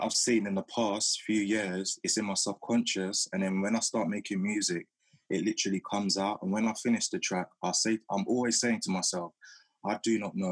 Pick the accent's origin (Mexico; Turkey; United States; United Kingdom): United Kingdom; London; my time growing up in South London